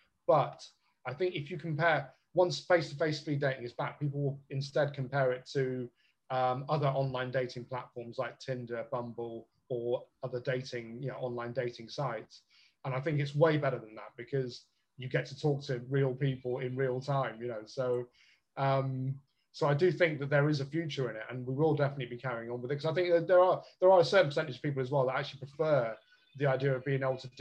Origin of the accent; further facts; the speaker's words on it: Bristol, South West England, United Kingdom; moved away as an adult; also born or lived in London; now in Liverpool, United Kingdom; I'm from the South myself, as you can probably tell from the accent. I grew up in Bristol